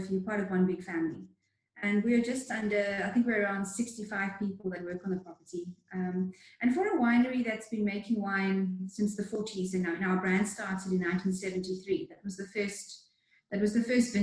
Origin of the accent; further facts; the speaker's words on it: Cape Town, Western Cape, South Africa; also born or lived in Stellenbosch; I grew up in Cape Town, and I moved to Stellenbosch to come to university